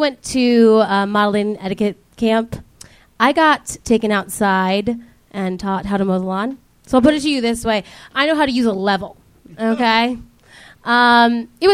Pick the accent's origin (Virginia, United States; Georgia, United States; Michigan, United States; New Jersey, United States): Virginia, United States; moved away; also born or lived in Ohio; I'm from Virginia